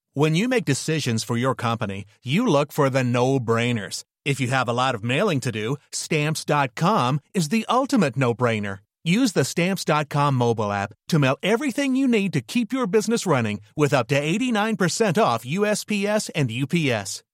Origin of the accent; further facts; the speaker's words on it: Switzerland; als Schweizer